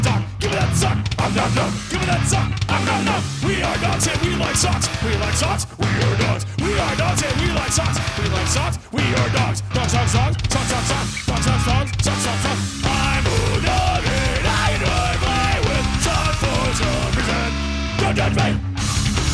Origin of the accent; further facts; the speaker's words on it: Texas, United States; I am from Texas